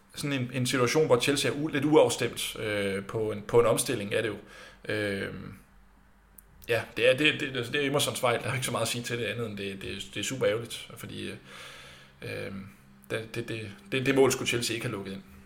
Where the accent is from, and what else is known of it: Denmark